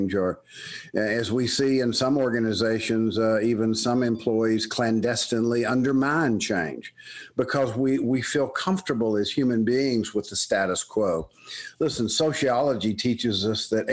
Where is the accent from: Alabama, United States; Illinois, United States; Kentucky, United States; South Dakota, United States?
Alabama, United States; Birmingham; accent: Southern; moved away as an adult; also born or lived in Tuscaloosa, Alabama / State College, Pennsylvania; I was born and raised in Birmingham, Alabama